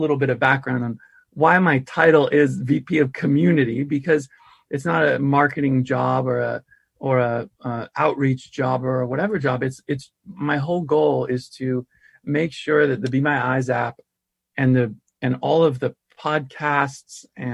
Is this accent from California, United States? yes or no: yes; Santa Rosa, California, United States; I grew up in the Bay Area